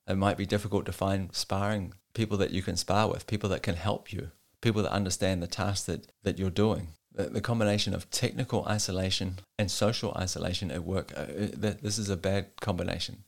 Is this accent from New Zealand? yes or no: yes; New Zealand; moved away as an adult; now in Denmark; born and raised in New Zealand, and I've been living in Denmark for the last twelve years